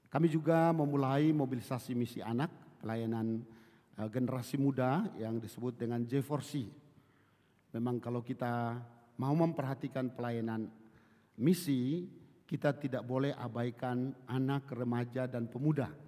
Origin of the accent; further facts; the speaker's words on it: Kupang, East Nusa Tenggara, Indonesia; now in Bekasi, Indonesia; saya berasal dari Kupang, tapi saat ini saya melayani di di Bekasi, di Cibubur.